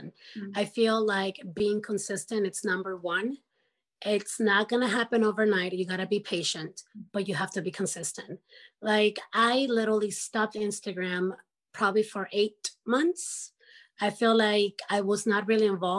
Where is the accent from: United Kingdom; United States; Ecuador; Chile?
Ecuador; moved away; I'm from Ecuador